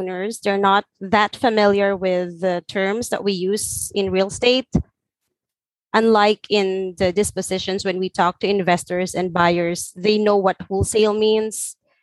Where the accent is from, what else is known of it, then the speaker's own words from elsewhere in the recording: Philippines; I'm from Philippines